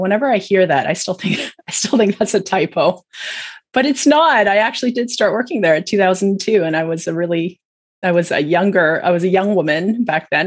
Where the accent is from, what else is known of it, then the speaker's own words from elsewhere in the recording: Hamilton, Ontario, Canada; also born or lived in Saskatchewan, Canada / United States; I was born in Saskatchewan, but I grew up mostly in Hamilton in Ontario